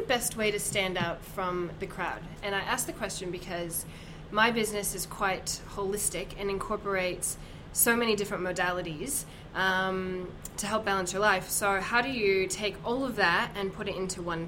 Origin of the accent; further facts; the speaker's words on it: Sydney, New South Wales, Australia; I'm from Sydney